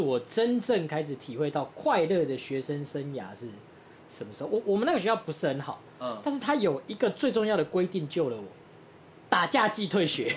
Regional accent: Taoyuan, Taiwan; 我们老家大园

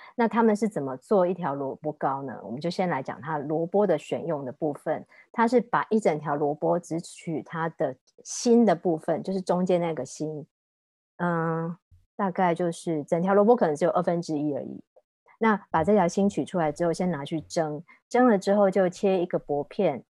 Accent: Taiwan; 我们台湾人嘛，也算是比较含蓄的一个民族

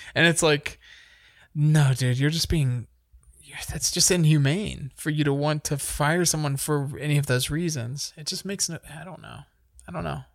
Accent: United States; as an American

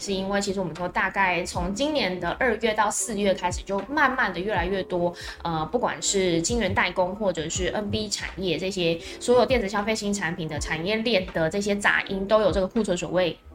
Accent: Taiwan; 我们台湾人

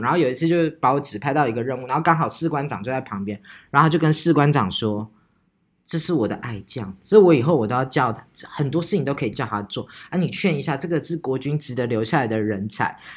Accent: Taichung, Taiwan; 我们北屯人。我跟你讲，我们台中人就是这样，霸气

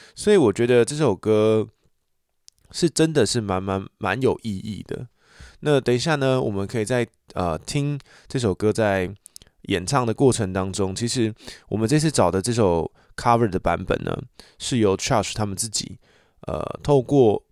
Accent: Taichung, Taiwan; 我就是台中人

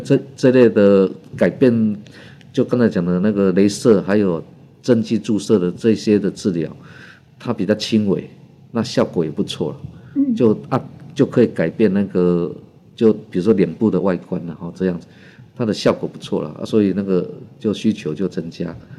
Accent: Taiwan; 就是我们台湾人民的购买力哈，在全世界是排名第十名哦

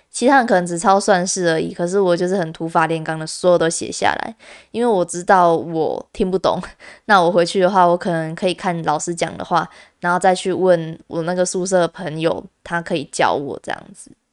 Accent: Kaohsiung, Taiwan; also born or lived in Tainan; 我自己是从高雄上去的，因为我是高雄人嘛，那我高中的时候跑到台南就读这样子

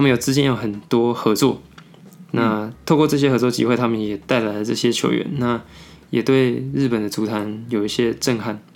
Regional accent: Taiwan; 我们台湾人的作息

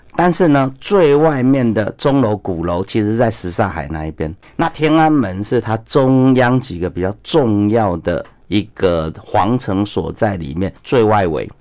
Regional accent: Taiwan; 我们台湾人的同胞

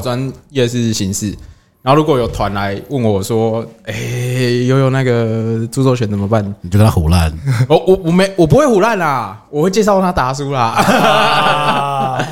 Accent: Taiwan; 我们台湾还有什么代发？

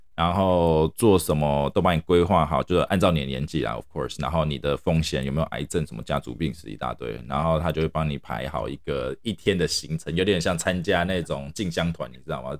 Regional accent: Taiwan; 我们台湾人啊，亚洲人饮食啊，偏好比较属于那种高盐、高盐、高油

